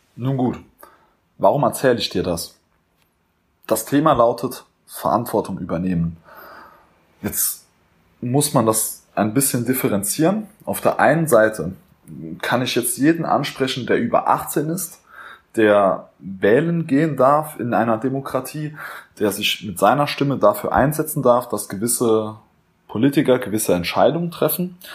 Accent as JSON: {"language": "German", "country": "Germany", "said": "als Deutscher, als Europäer"}